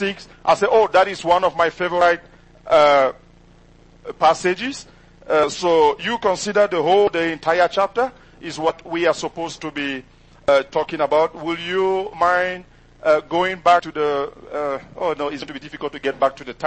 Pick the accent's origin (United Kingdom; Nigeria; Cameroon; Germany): Cameroon; first language French; English is a second language; moved away as an adult; now in United States; my first language is not English, is actually French. And I did, my parents are from the English-speaking side, but I did French education